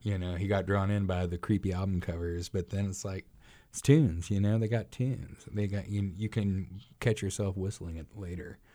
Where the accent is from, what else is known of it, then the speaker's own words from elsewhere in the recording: Arkansas City, Kansas, United States; my hometown, Ark City